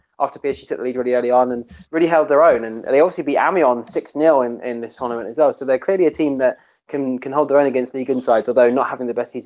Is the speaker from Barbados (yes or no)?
no; England, United Kingdom; being English